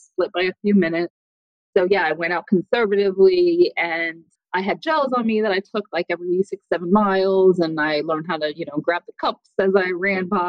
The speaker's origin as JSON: {"language": "English", "country": "United States", "tie": "born or raised there", "also_born_or_lived": "Boston, United States", "said": "I grew up right outside of New York City"}